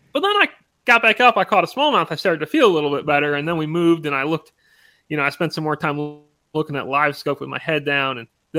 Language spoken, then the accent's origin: English; United States; growing up on Champlain